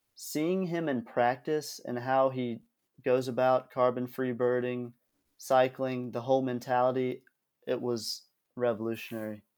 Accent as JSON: {"language": "English", "region": "Georgia", "country": "United States", "said": "I'm from Georgia"}